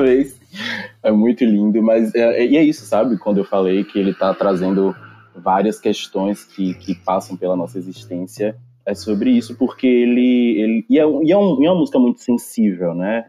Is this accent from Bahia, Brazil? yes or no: yes; Salvador, Bahia, Brazil; Sou daqui de Salvador.